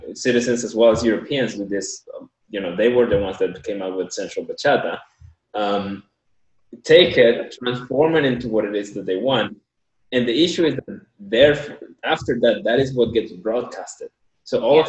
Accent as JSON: {"language": "English", "country": "Colombia", "tie": "born or raised there", "moved": "yes", "said": "for me growing up in Colombia"}